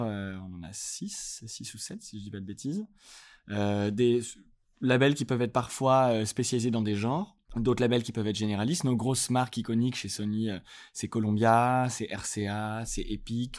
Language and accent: French; Lyon, Auvergne-Rhône-Alpes, France; now in Paris, France; je suis, je viens de Lyon. J'habite à Paris